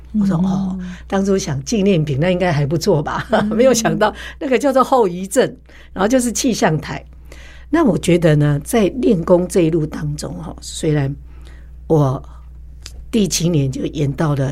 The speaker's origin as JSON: {"language": "Chinese", "region": "Taipei", "country": "Taiwan", "said": "更疼惜我这个从台北嫁过来的新妇"}